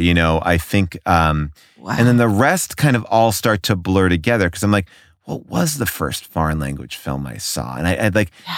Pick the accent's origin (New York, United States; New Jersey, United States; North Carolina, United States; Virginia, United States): New York, United States; growing up in New York, like we had a bunch of like revival houses